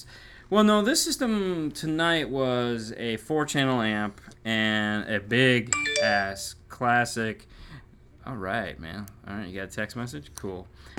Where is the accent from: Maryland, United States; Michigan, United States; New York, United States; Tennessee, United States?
Michigan, United States; I'm from Michigan. I know what it's like.